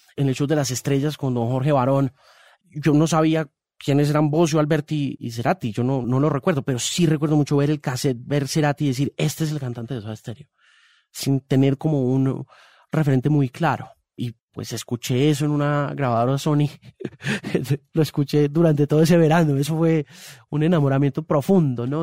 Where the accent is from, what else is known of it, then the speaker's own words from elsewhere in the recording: Homestead, Florida, United States; now in Colombia; yo me crié en los Estados Unidos